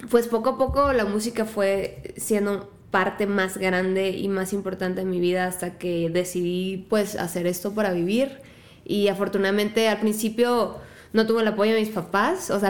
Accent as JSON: {"language": "Spanish", "town": "La Piedad", "region": "Michoacán", "country": "Mexico", "said": "Soy de La Piedad. escuchan ese acento tan raro. En realidad es como una mezcla de acentos de todos lados, como ya mutado en algo del norte, pero soy de Michoacán."}